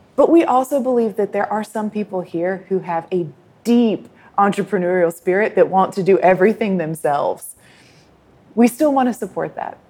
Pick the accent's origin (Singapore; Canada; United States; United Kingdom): United States; now in Thailand; as an American consumer myself living in Thailand